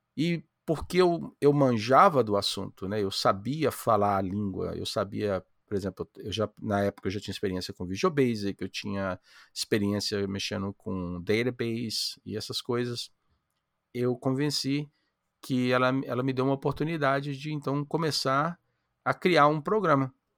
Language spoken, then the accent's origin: Portuguese; Amapá, Brazil; now in United States; Eu, eu sou brasileiro, moro nos Estados Unidos, mas eu nasci no Amapá